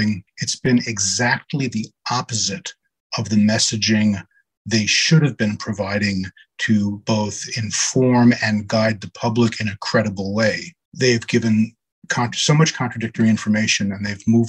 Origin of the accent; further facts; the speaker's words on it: New York City, New York, United States; I was born and raised in Brooklyn, New York. I'm a lifelong New Yorker